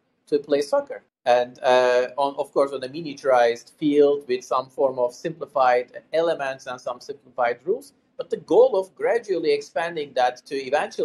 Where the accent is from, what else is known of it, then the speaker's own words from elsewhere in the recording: Istanbul, Turkey; moved away as an adult; now in Pittsburgh, United States; I was born and raised in Istanbul, Turkey, and I lived there for the first three quarters of my life so far